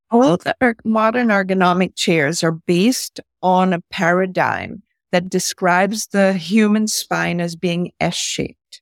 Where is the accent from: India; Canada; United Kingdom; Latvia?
India; moved away; also born or lived in San Francisco, United States; As my dad is Indian and I grew up in India